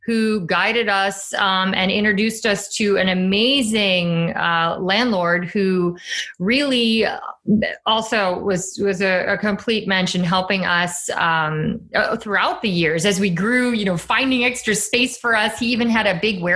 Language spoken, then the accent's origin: English; Chicago, Illinois, United States; I'm from Chicago